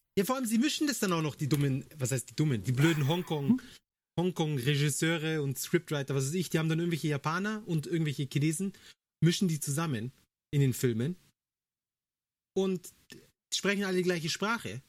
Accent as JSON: {"language": "German", "country": "Germany", "said": "bei uns in Deutschland"}